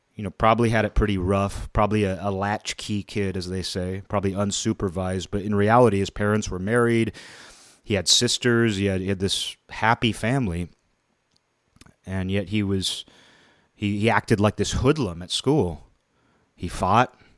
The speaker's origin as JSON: {"language": "English", "town": "Kirkland", "region": "Washington", "country": "United States", "tie": "born or raised there", "said": "growing up in a middle class environment, you know, I would say my hometown of Kirkland, it was a middle class town for generations."}